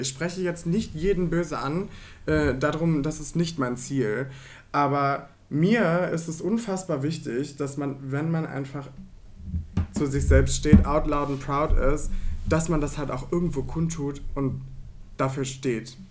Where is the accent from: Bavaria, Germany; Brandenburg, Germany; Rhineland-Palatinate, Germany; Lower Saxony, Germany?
Rhineland-Palatinate, Germany; now in Cologne, Germany; Also ich komme ja eigentlich aus Rheinland-Pfalz.